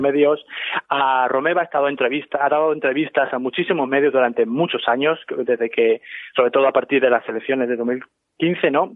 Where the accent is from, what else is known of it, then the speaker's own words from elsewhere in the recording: Ciudad Real, Castilla-La Mancha, Spain; moved away as an adult; now in United States; yo soy de Ciudad Real originalmente, que dejé hace 16 años España